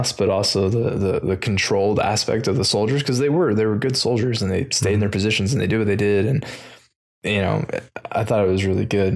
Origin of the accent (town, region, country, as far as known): United States